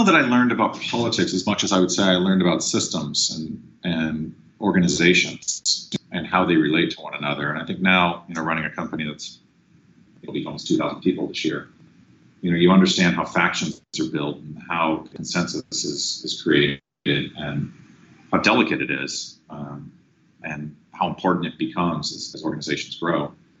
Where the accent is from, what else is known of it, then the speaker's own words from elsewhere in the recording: Sacramento, California, United States; also born or lived in Guam / New Hampshire / Alaska; I was born in Guam, and then we moved to New Hampshire, and then moved to Alaska, and then we came down to Sacramento halfway through grade school, so into fourth grade.